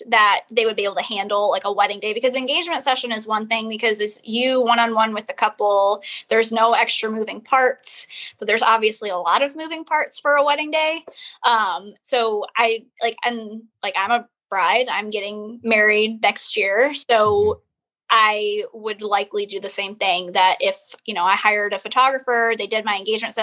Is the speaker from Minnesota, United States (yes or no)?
no; Waterford, Michigan, United States; moved away as an adult; now in Charleston, United States; the town that I'm from is called Waterford